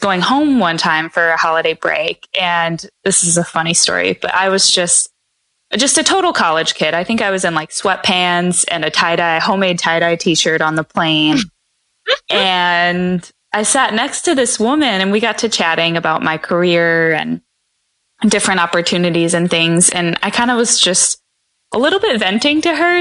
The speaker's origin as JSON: {"language": "English", "area": "outside of Chicago", "region": "Illinois", "country": "United States", "tie": "born or raised there", "also_born_or_lived": "California", "moved": "as an adult", "said": "I grew up outside of Chicago"}